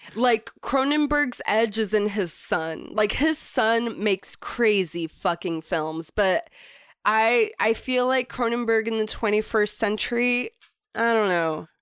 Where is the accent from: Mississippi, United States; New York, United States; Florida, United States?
Florida, United States; moved away; growing up in Florida